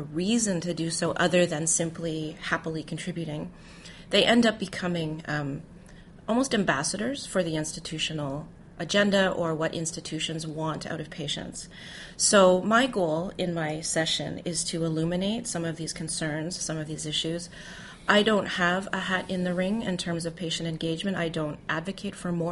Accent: Canada; also born or lived in Toronto, Canada; I'm Canadian, and that's how we refer to it in Canada

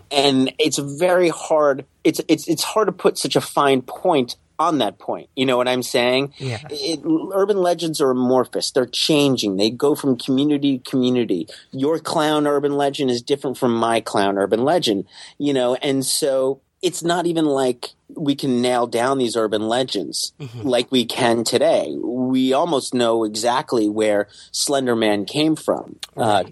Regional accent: New York City, New York, United States; growing up in Staten Island in the 1980s

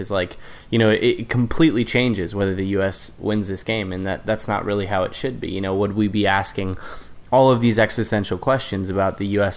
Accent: United States; as the American

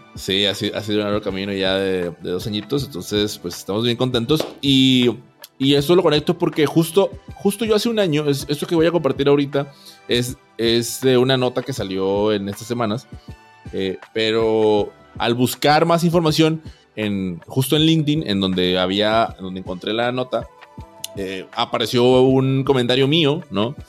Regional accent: Monterrey, Nuevo León, Mexico; aquí en Monterrey, aquí en mi tierra.

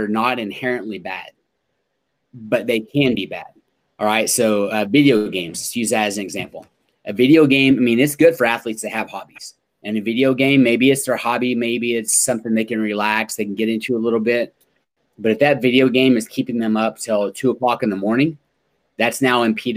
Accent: Oklahoma, United States; I grew up in Oklahoma.

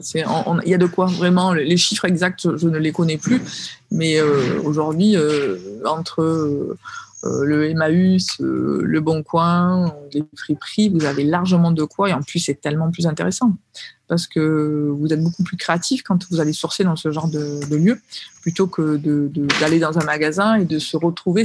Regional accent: Marseille, Provence-Alpes-Côte d'Azur, France; je suis marseillaise

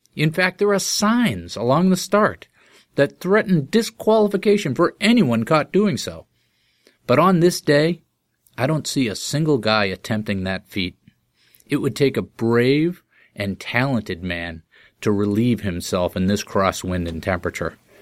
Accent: Boston, Massachusetts, United States; first language English

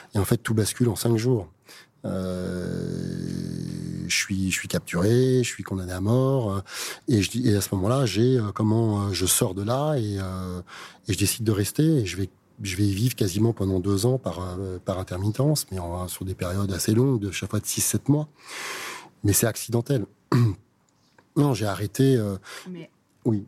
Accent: France; en tant que Français

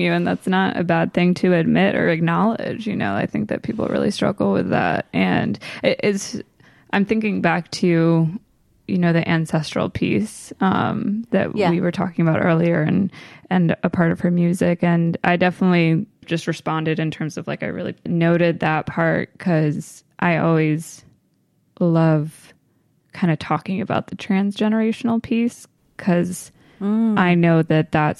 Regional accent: Maryland, United States; I grew up in Maryland primarily.

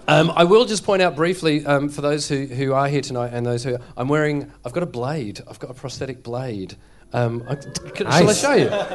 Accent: Sydney, New South Wales, Australia; I grew up in Sydney

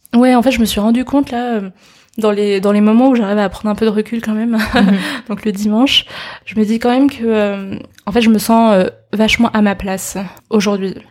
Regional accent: Paris, Île-de-France, France; je suis chinoise d'origine, et euh, mais j'ai toujours grandi en France, à Paris, j'ai toujours été à l'école ici

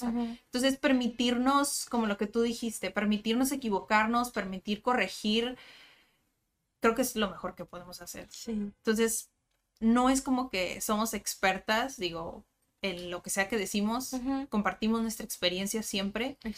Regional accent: Mexico; me pasa que, pues los mexicanos somos así, ¿no? Como ruidosos

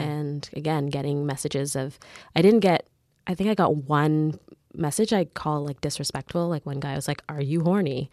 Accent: Mississauga, Ontario, Canada; also born or lived in Caribbean; I grew up in the suburbs of Mississauga

